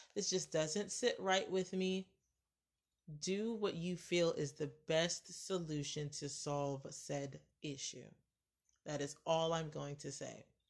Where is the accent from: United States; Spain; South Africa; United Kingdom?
United States; I, as an American